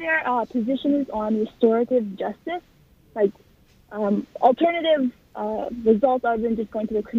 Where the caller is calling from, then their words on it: Yonkers, New York, United States; I'm calling from Yonkers